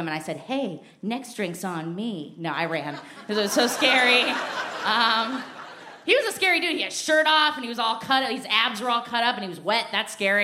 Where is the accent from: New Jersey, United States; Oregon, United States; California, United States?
Oregon, United States; Portland; I'm from Portland, Oregon